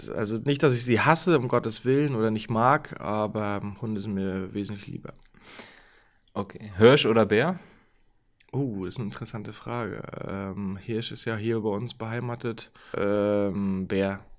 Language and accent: German; Mecklenburg-Vorpommern, Germany; born there; Angefangen, Handball zu spielen, habe ich wirklich in meiner Geburts- äh, oder meinem Geburtsort Termin, SV Einheit Termin